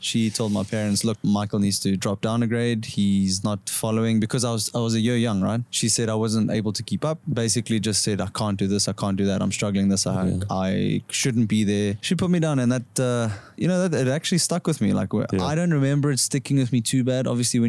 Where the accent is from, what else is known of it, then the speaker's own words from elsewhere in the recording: South Africa; So obviously being South African and having South African friends and stuff, you know, we camp a lot, right?